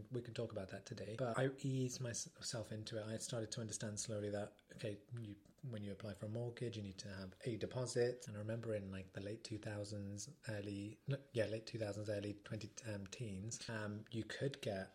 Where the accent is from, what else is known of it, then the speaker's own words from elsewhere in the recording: Midlands, United Kingdom; now in London, United Kingdom; I grew up in the Midlands